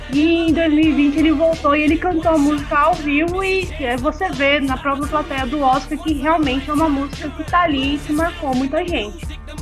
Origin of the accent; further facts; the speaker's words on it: São Paulo, Brazil; now in Uberlândia, Brazil; morei na, em São Paulo, que sou de São Paulo, Cara, isso fez parte da minha infância